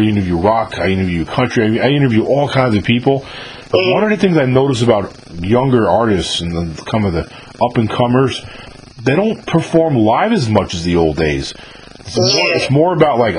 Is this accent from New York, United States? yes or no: yes; New York, United States; moved away as an adult; also born or lived in California; now in near New Orleans, United States; I'm from New York originally, but I actually moved to California in my 20s